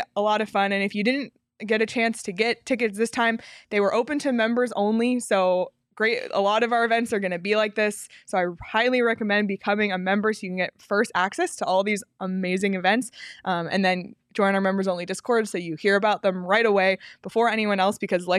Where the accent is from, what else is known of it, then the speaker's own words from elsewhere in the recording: Toronto, Ontario, Canada; I'm from Toronto.